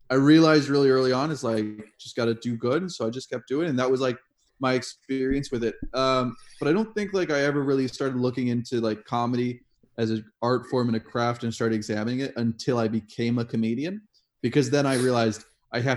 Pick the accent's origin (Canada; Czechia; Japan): Japan; also born or lived in Kenya / Germany / Turkey; now in Estonia; I grew up in Japan, uh, Kenya, uh, Germany. Uh, I spent the last three years of high school in Turkey